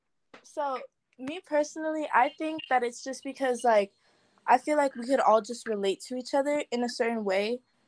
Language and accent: English; Philippines; I'm also Filipino.